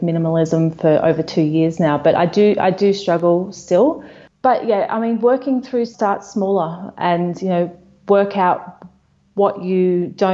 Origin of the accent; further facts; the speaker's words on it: Melbourne, Victoria, Australia; moved away as an adult; We're from Melbourne, Australia, my husband and I and two kids